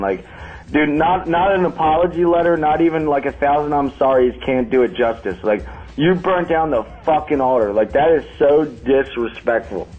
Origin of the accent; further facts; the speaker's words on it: Pennsylvania, United States; I'm from Pennsylvania